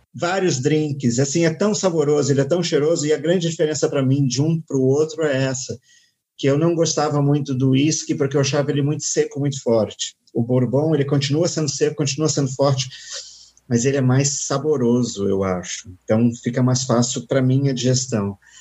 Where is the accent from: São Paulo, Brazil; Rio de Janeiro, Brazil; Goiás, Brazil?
Rio de Janeiro, Brazil; Eu sou carioca. Se você vai na minha cidade, no Rio de Janeiro